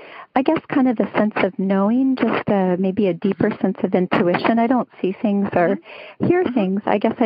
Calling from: Los Alamitos, California, United States; I'm calling you from Los Alamitos, California.

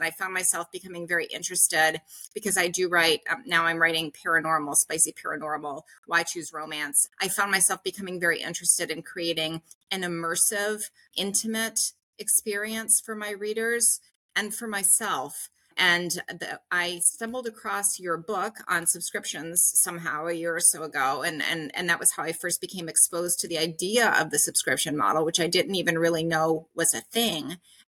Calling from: Uzbekistan; And, I'm calling from Uzbekistan, you know, into my subscription classes.

